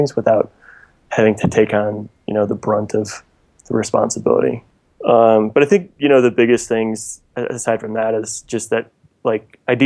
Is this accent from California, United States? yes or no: no; La Grange, Illinois, United States; moved away; also born or lived in Nashville; I'm originally from Chicago, just outside Chicago, actually, a suburb called LaGrange.